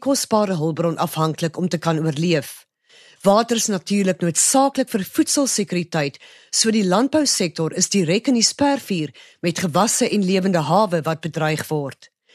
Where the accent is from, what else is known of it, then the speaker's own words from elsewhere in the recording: South Africa; Ons as Suid-Afrikaners